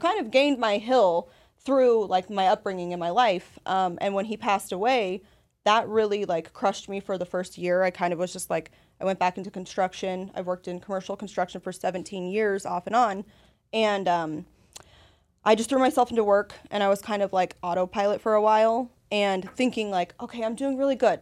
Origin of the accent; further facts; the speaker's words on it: Las Vegas, Nevada, United States; now in San Antonio, United States; I'm from Las Vegas originally